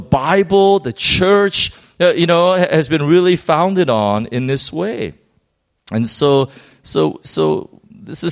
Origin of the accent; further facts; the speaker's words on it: United States; I'm American